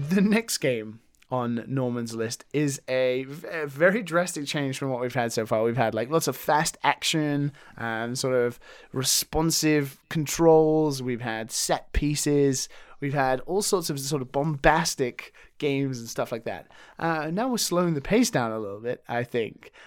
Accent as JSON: {"language": "English", "country": "United Kingdom", "moved": "yes", "lives_now": "Japan", "said": "being a British person"}